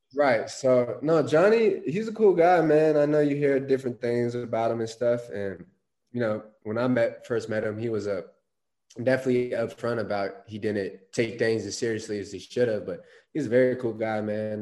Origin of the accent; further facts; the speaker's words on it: Phoenix, Arizona, United States; I'm actually born and raised in Phoenix. Um, grew up here, went to high school at Boulder Creek High School, about 30 minutes north of Phoenix